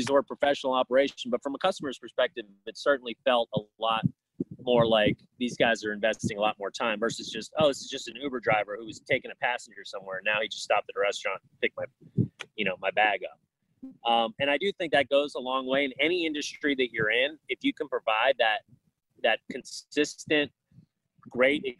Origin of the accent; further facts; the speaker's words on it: Florida, United States; moved away as an adult; also born or lived in Orlando, Florida; now in Chicago, United States; I'm from Florida